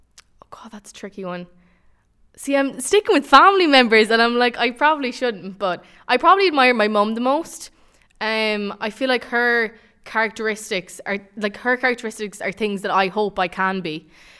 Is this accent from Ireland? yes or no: yes; Tubbercurry, Connacht, Ireland; I'm a communications student and I'm from Tubbercurry. I'm 19 years of age and I'm studying in DCU.